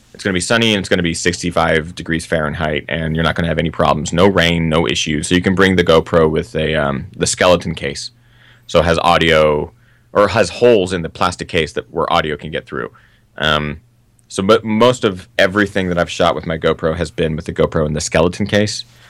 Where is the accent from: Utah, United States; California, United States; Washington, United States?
Washington, United States; Seattle; now in Los Angeles, United States; I grew up in Seattle, which is the northwest of the United States